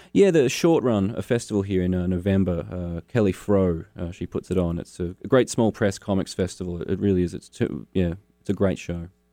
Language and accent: English; Launceston, Tasmania, Australia; also born or lived in Hobart, Tasmania; I grew up in Launceston